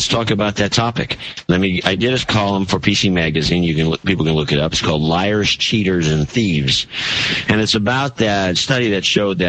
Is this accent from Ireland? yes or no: no; United States; So as an American